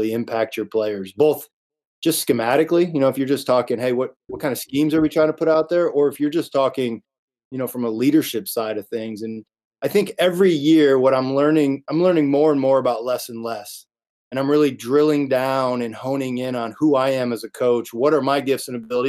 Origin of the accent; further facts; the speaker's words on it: Indiana, United States; I grew up in Indiana. I've always considered myself a Hoosier from day one